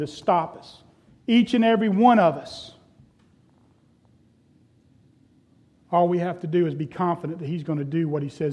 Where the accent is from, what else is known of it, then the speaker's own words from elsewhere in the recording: Florida, United States; when I was growing up, we had a pool. Growing up in Florida, almost everybody had a pool